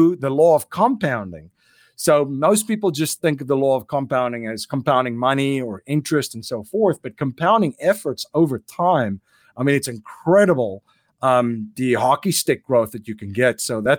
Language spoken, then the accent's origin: English; South Africa; You know, and growing up in South Africa, I've had the opportunity to see what challenges you will have if you're not sovereign in those areas.